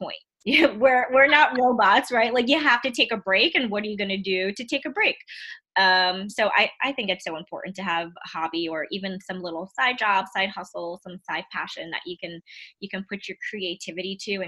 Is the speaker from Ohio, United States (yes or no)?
no; New York City, New York, United States; moved away; I'm from Queens